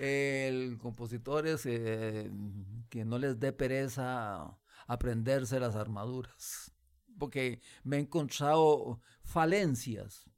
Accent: Costa Rica; como músico costarricense

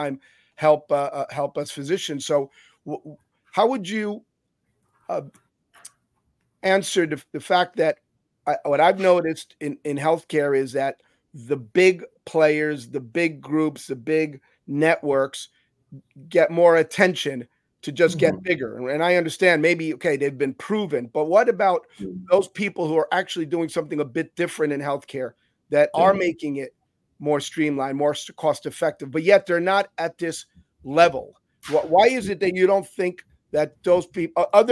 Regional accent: Cuba; now in Miami, United States; I was born in Cuba. I came to this country

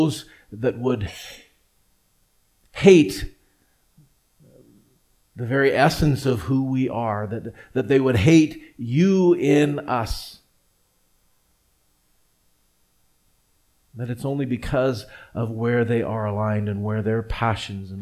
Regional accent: Edmonton, Alberta, Canada; also born or lived in Vancouver; grow up not only in the same church, the same community, actually in the very same house

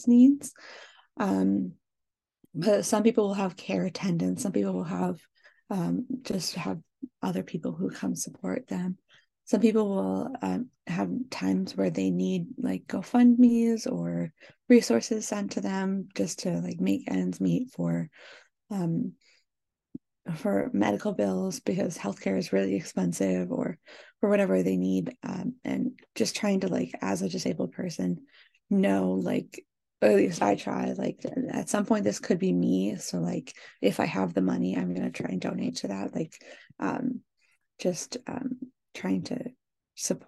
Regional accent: Pacific Northwest, United States; moved away as an adult; now in Michigan, United States; I grew up in the Pacific Northwest.

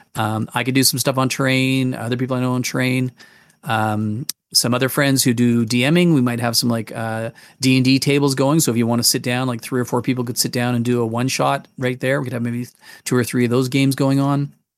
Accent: Manitoba, Canada; also born or lived in England; now in Calgary, Canada; we came from England and moved to Manitoba, and I grew up in Manitoba as a kid

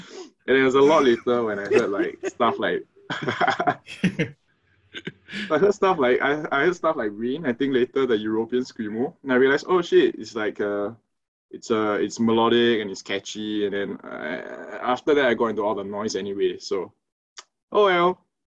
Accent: Singapore; We're from Singapore. In case you guys don't know, it's a tiny country in Southeast Asia.

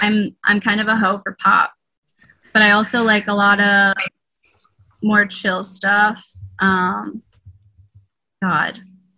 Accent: Northeast, United States; I'd probably just stay here because I'm from the Northeast.

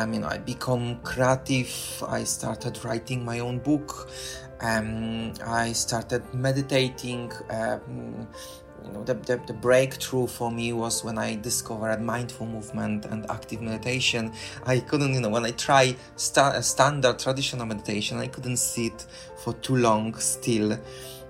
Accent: Poland; moved away as an adult; now in London, United Kingdom; I'm originally from Poland. I live for the past 21 years in London in United Kingdom.

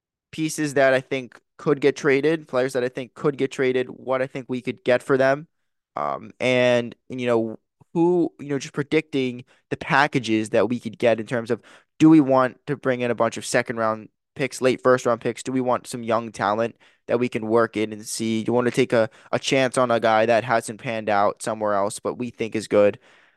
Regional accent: New Jersey, United States; And I know, growing up in New Jersey, being close to Philadelphia, most of my friends growing up were Sixers fans

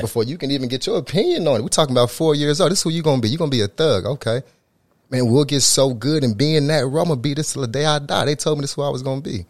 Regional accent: Tulsa, Oklahoma, United States; I'm originally from Tulsa, Oklahoma, north side of Tulsa

